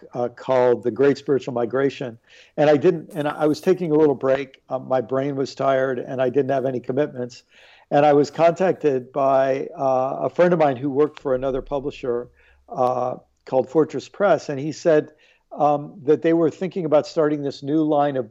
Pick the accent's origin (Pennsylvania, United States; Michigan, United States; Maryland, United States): Maryland, United States; also born or lived in New York / Illinois; I was born in New York. I lived in Illinois for a little while, but spent most of my life in Maryland